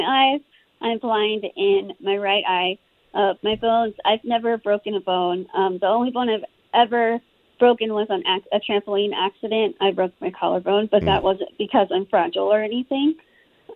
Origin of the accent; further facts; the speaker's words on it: Austin, Texas, United States; I was born in Austin, Texas. I still live here now. I can't picture myself living anywhere else